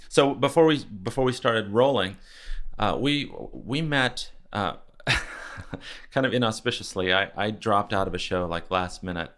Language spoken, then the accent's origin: English; California, United States; when you're from California